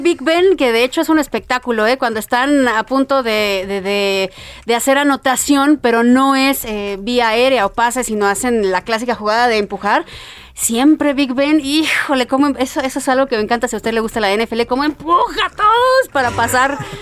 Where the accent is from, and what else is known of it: Mexico